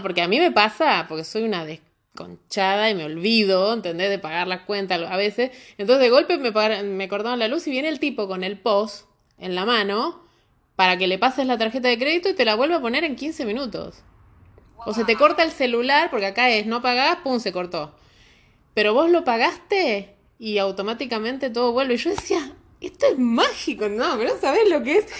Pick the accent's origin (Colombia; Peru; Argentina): Argentina; now in Santiago, Chile; nosotros los argentinos